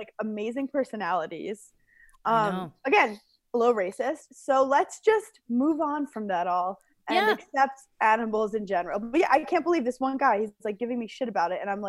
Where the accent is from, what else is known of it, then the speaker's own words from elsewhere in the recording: New York City, New York, United States; now in Long Island, United States; I'm from New York City. I love New York City.